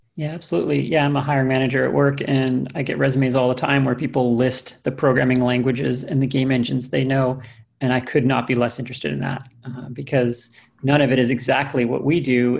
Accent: Canada; now in United States; I have a U.S. green card, but uh, I am Canadian

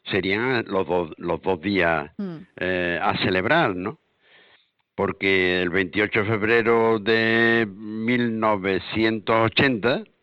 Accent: Andalusia, Spain; el que nosotros decidiéramos ¿eh? como pueblo andaluz

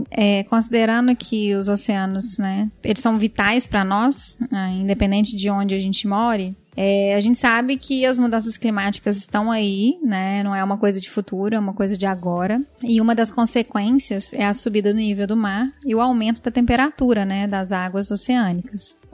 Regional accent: Minas Gerais, Brazil; que sou mineira, moro em Belo Horizonte, então tô um pouco longe do mar.

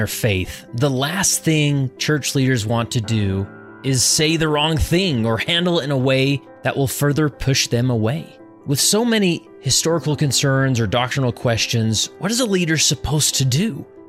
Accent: West Valley City, Utah, United States; now in Stansbury Park, United States; Now, me personally, I live in Stansbury Park, Utah, which is in Tooele County. I grew up in West Valley City

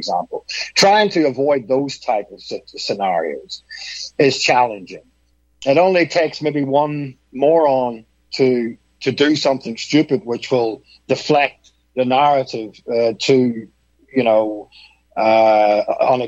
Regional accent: Northern Ireland, United Kingdom; I'm from Northern Ireland, which is part of the UK.

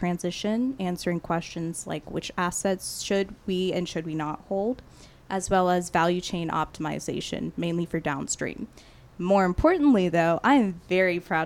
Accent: Katy, Texas, United States; also born or lived in Houston; growing up in Katy, staying in Houston

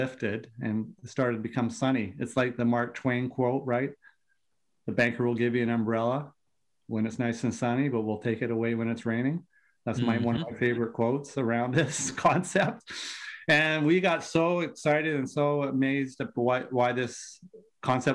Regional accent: Vancouver, British Columbia, Canada; accent: Canadian; Born and raised in Vancouver on the West Coast

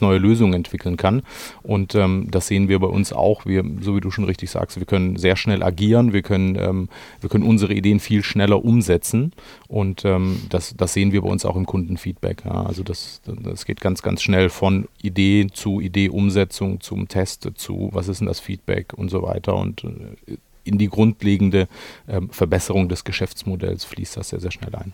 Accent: Germany; als Deutscher

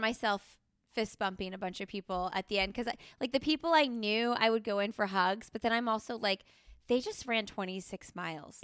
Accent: Indiana, United States; moved away as an adult; now in North Carolina, United States; I'm from Indiana

